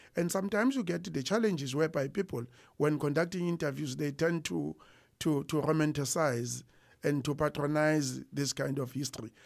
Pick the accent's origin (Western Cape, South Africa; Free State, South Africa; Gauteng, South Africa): Free State, South Africa; Harrismith; also born or lived in Pietermaritzburg / Warden; I grew up in Harrismith. I was born and bred in Harrismith, which is at the border of Natal and the Free State